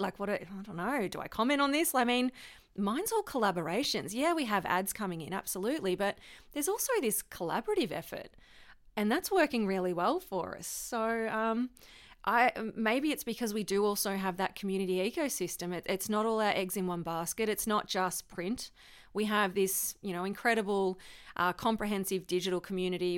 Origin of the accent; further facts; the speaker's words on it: Victoria, Australia; I'm from Victoria